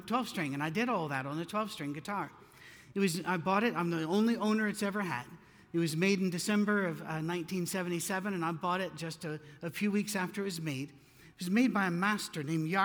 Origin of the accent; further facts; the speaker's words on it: United Kingdom; I'm British